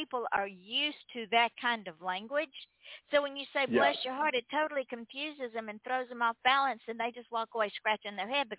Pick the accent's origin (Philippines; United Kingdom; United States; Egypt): United States; the South; I'm from the South